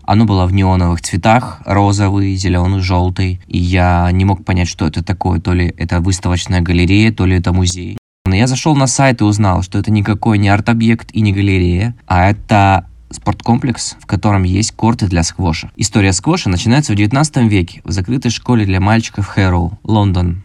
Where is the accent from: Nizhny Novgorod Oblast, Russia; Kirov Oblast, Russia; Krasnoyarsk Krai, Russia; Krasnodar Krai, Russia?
Krasnodar Krai, Russia; Krasnodar; мне 29, я из Краснодара